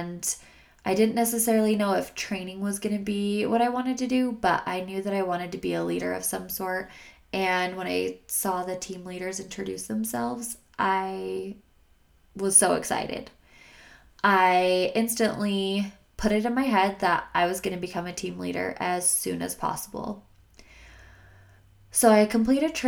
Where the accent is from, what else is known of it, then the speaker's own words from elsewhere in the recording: Logan, Utah, United States; moved away as an adult; now in Salt Lake City, United States; I realized that Logan did not have as much in store for me. After that incident, I needed a fresh start and did not think that my hometown was going to be able to provide that for me